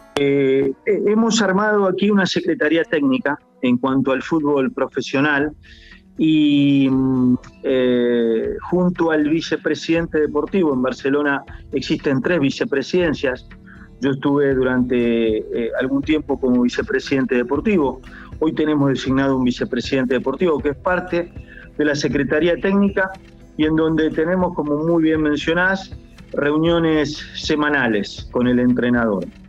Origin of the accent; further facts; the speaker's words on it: western Buenos Aires, Argentina; moved away as an adult; also born or lived in Guayaquil, Ecuador; now in Ecuador; nosotros somos del oeste de Buenos Aires